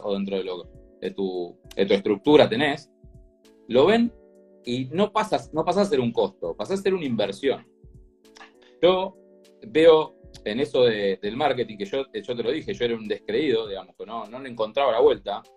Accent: Lanús, Buenos Aires Province, Argentina; soy, soy de Lanús, hincha de Lanús

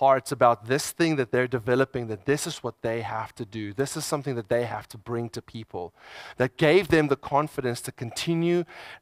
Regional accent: South Africa; I'm South African

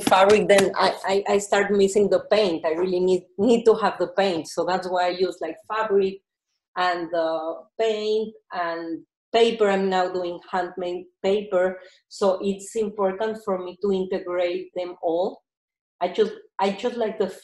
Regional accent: Mexico; I'm from Mexico, so I have fabrics from Mexico

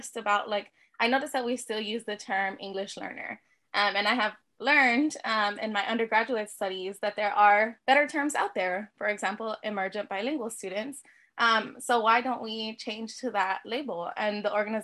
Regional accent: Texas, United States; my home state of Texas

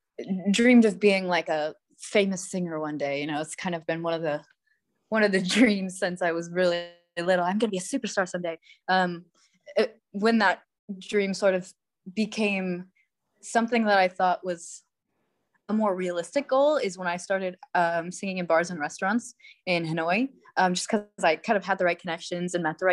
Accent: Ohio, United States; I'm from Ohio, pretty much the middle of nowhere, but yeah, right in the US. But I've spent most of my life abroad, just kind of coming back and forth to other countries, back to Ohio.

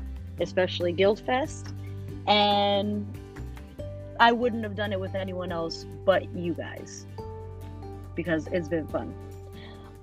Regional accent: New York, United States; I'm from New York

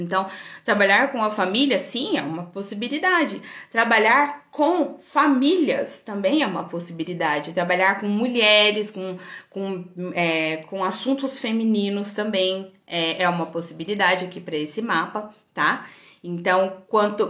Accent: Goiânia, Goiás, Brazil; also born or lived in São Paulo; eu nasci em Goiânia e morei em São Paulo

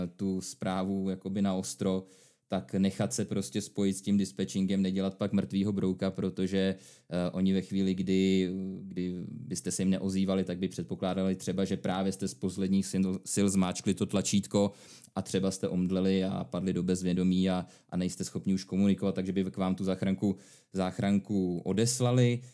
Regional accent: Czechia; u nás v Čechách

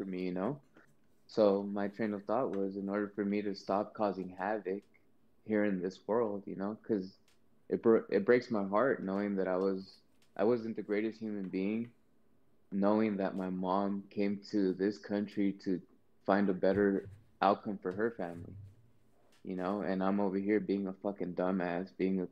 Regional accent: Compton, California, United States; I'm from Compton. I was born in Compton. I'm from Los Angeles

